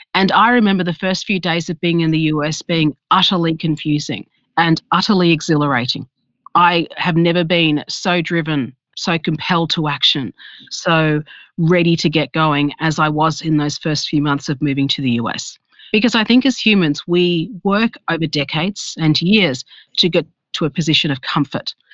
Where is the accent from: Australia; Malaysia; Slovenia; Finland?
Australia; I am from Australia